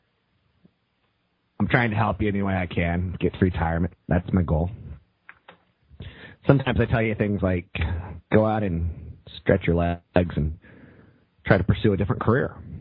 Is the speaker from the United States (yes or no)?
yes; East Coast, United States; now in West Coast, United States; I come from the East Coast